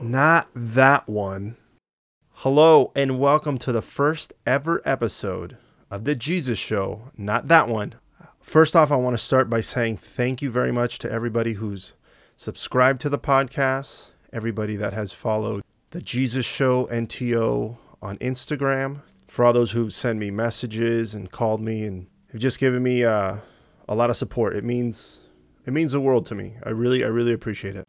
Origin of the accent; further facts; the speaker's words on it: Southern California, United States; moved away as an adult; also born or lived in Houston; I grew up in Southern California.